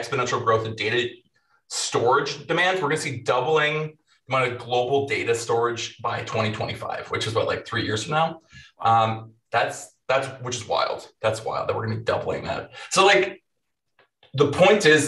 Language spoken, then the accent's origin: English; Minnesota, United States; moved away as an adult; also born or lived in Hawaii; I'm from Minnesota. It's cold. I lived in Hawaii for a couple of years and now I'm back in Minnesota